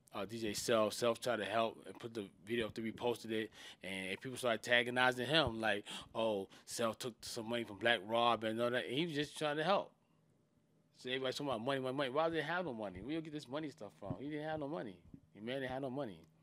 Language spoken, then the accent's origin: English; New York City, New York, United States; also born or lived in Charlotte, North Carolina / Raleigh, North Carolina / Maryland; I'm from Southside Jamaica, Queens, New York